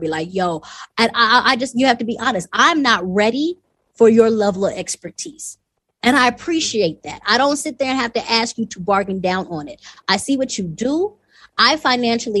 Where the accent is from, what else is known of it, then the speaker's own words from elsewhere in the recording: the South, United States; moved away as an adult; also born or lived in California; now in Rwanda; I'm from the South